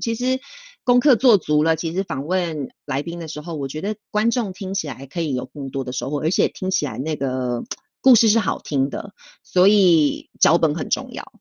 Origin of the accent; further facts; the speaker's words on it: Taiwan; now in Switzerland; 身为台湾人